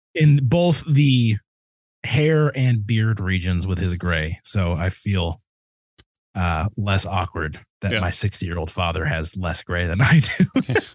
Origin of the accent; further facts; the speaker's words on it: Midwest, United States; I'm a kid from the Midwest.